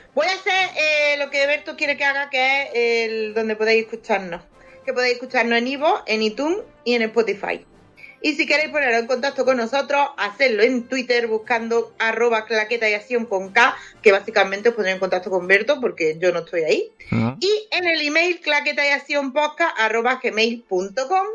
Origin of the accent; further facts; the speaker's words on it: Andalusia, Spain; Yo soy andaluza